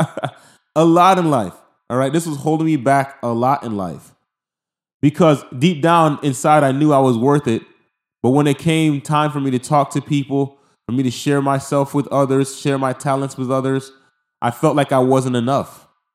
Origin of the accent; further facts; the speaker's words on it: Haiti; I'm from Haiti